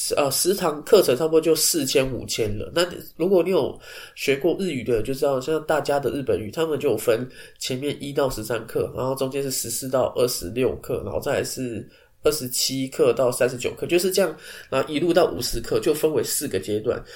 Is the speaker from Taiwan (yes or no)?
yes; Taipei, Taiwan; 身为台北人